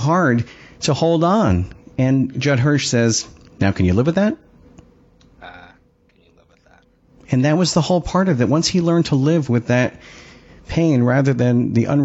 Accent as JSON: {"language": "English", "area": "Long Island", "region": "New York", "country": "United States", "said": "since I'm from Long Island"}